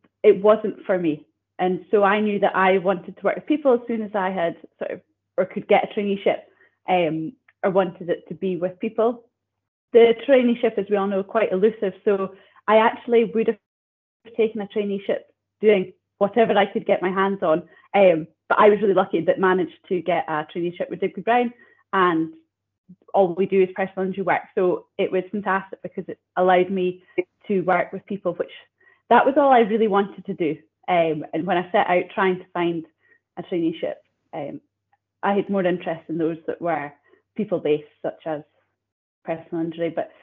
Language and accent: English; Banchory, Scotland, United Kingdom; I grew up out in Bangtree, primary, secondary school there.